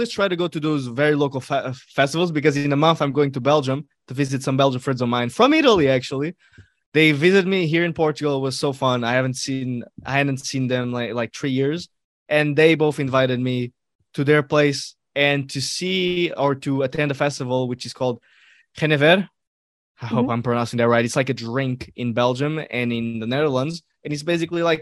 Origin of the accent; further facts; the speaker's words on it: Algeria; also born or lived in Morocco; I'm a Moro. I can relate. I can relate. I come from North North Africa.